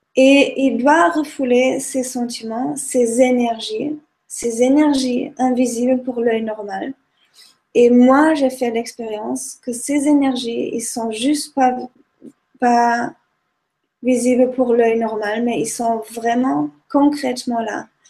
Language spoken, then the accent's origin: French; Germany; now in Nice, France; en tant qu'Allemande